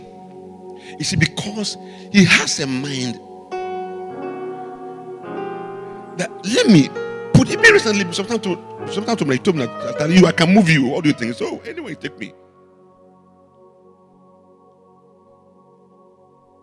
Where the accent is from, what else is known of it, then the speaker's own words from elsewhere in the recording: Ghana; As a Ghanaian